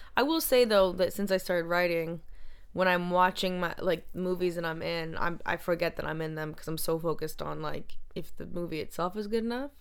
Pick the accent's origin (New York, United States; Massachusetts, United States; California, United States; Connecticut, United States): Massachusetts, United States; Boston; I was from Boston